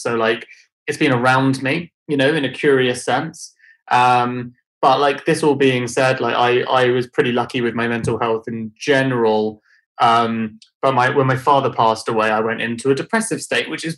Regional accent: London, United Kingdom; I grew up in London

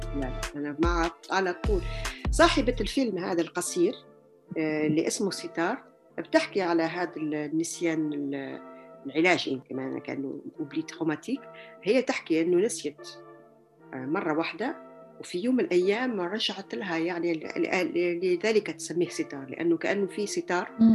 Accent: Algeria; moved away as an adult; also born or lived in Germany / Tunisia; now in France; مولودة في الجزائر ودرست لحد يعني كملت دراستي الجامعية في الجزائر

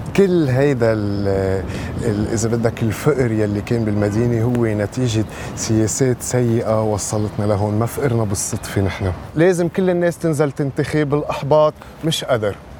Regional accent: Tripoli, North Governorate, Lebanon; عندنا بطرابلس

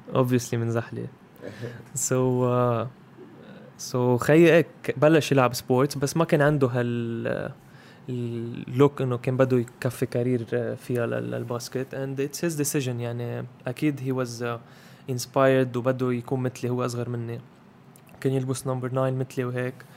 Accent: Zahle, Beqaa, Lebanon; moved away as an adult; now in Beirut, Lebanon; هيدا مدينتي

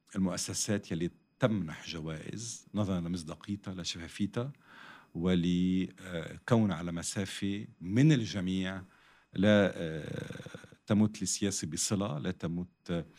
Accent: Lebanon; حتى اذا عندي جنسيه ثانيه وثالثه بس انا لبناني بنتمي لهالمحيط

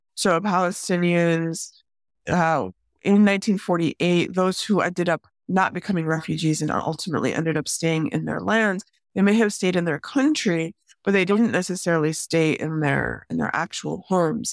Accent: Chicago, Illinois, United States; I grew up in the Chicago area

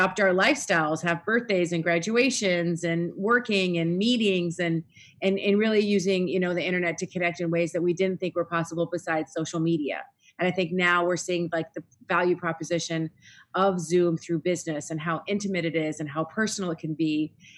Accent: Minnesota, United States; moved away as an adult; also born or lived in Middle East; I was born and raised here in Minnesota

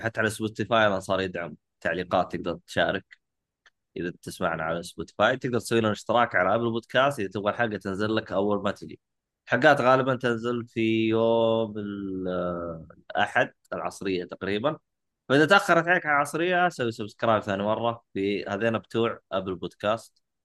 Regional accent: Saudi Arabia; عندنا في السعودية

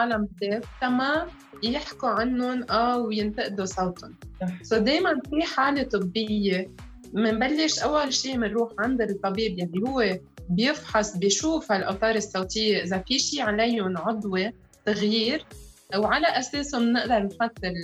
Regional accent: Lebanon; انا امراه لبنانيه

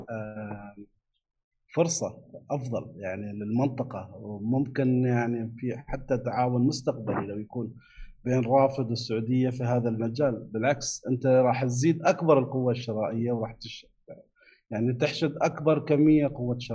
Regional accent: Abu Dhabi, United Arab Emirates; من ابو ظبي انا

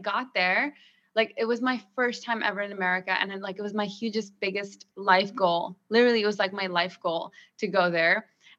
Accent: Pakistan; moved away; So when I grew up in Pakistan, I didn't have as much freedom.

